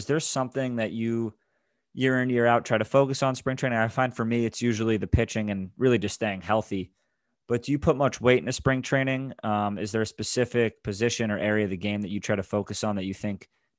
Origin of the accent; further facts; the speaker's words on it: Westport, Connecticut, United States; Got it. I'm originally from Westport, Connecticut.